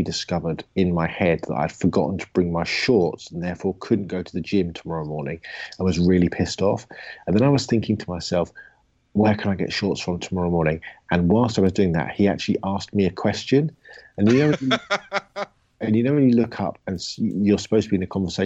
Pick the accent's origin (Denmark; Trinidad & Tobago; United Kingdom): United Kingdom; England; I am the English guy